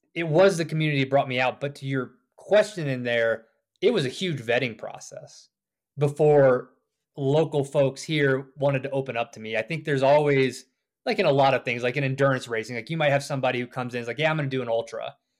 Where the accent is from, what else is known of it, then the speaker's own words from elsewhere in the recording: the South, United States; moved away as an adult; also born or lived in Georgia / South Carolina / Richmond, Virginia; now in Idaho, United States; I grew up on the East Coast, too, a little further south in Georgia and South Carolina